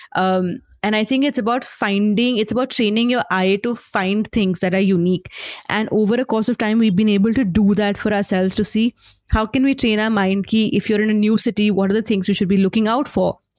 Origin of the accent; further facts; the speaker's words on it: Lucknow, Uttar Pradesh, India; I grew up in Lucknow